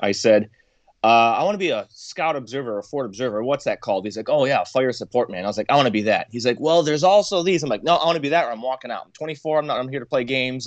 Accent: Michigan, United States; I was born and raised in Michigan

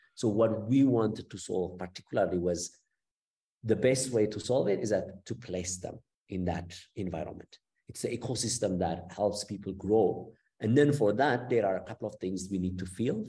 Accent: Ethiopia; moved away as an adult; also born or lived in Cape Town, South Africa / Italy; I'm from Ethiopia, and I was um, basically until my BSc, I was educated in Ethiopia

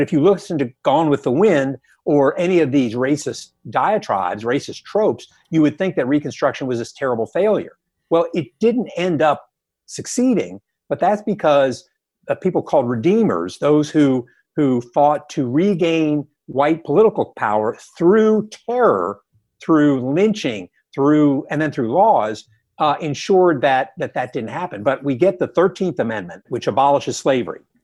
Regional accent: the South, United States; I grew up in the South

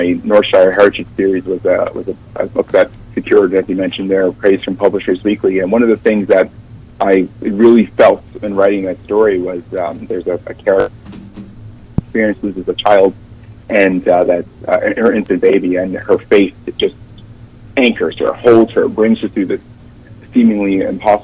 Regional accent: New York, United States; I grew up in New York

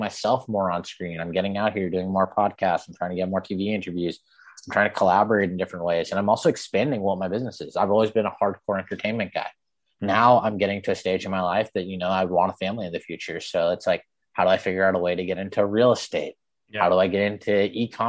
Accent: Framingham, Massachusetts, United States; I was born in Framingham, and I never fit in where I grew up

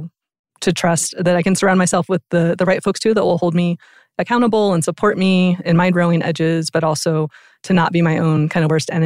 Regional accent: Oregon, United States; moved away as an adult; now in Denver, United States; I'm from Oregon originally.

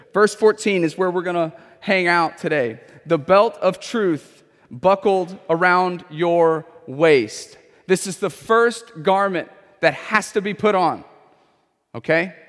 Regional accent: Houston, Texas, United States; I have grown up in Houston my whole life

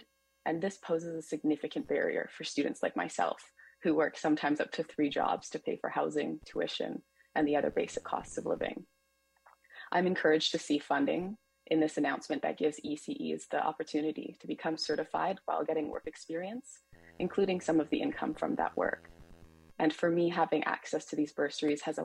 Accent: Winnipeg, Manitoba, Canada; now in Vancouver, Canada; I'm originally from Treaty One territory known as Winnipeg, Manitoba

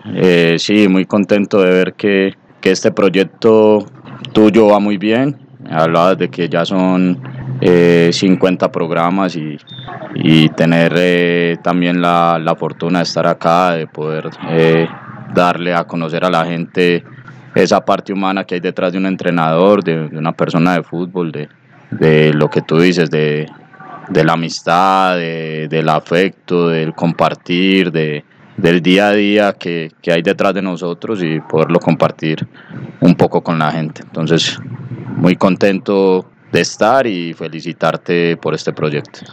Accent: Bello, Antioquia, Colombia; also born or lived in Medellín; Yo nací en Medellín, en, Medellín, y los primeros años eh, los viví en el barrio Cristóbal, en la América, los primeros dos años, pero estando pues muy niño, mi familia se traslada al barrio Cabañitas, en el municipio de Bello Allí después hago toda la primaria, el bachillerato

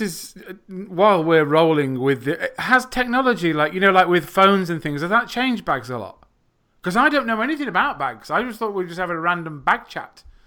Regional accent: England, United Kingdom; I'm not from the United States of America. I am from England.

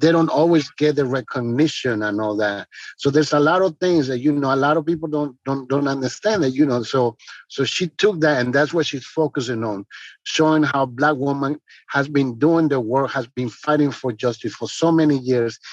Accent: Paraguay; now in Washington, D.C., United States; I'm originally from Paraguay, but the US is my second country, and my city is Washington, D.C.

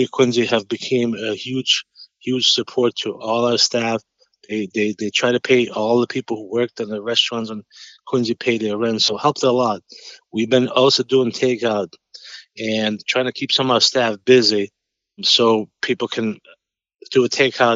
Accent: Albania; English is a second language; moved away as an adult; also born or lived in New York; now in Boston, United States; I grew up in Albania. I grew up as a farmer, and I left when I was 20

